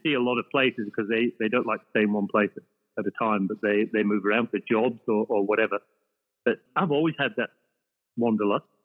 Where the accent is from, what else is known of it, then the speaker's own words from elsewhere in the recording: the north of England, United Kingdom; moved away as an adult; also born or lived in Ireland; now in Australia; I was brought up in the north of England, although I identify as being Irish because that's where I was born